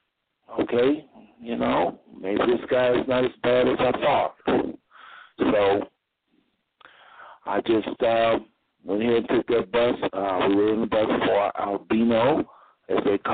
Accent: United States; I'm from the United States

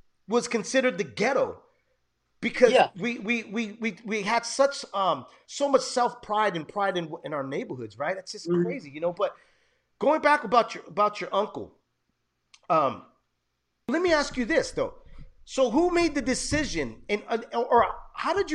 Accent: San Jose, California, United States; first language Spanish; I grew up in downtown San Jose

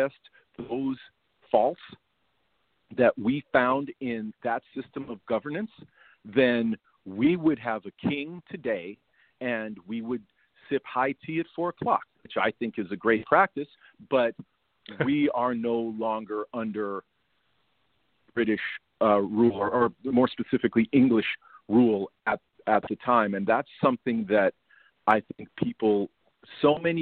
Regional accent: United States; we as an American society

